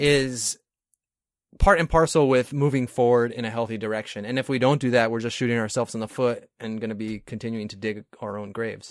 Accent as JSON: {"language": "English", "region": "New York", "country": "United States", "moved": "yes", "lives_now": "California, United States", "said": "I'm from New York originally"}